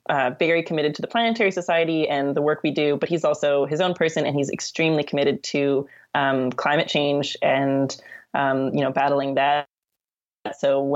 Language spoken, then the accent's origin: English; Canada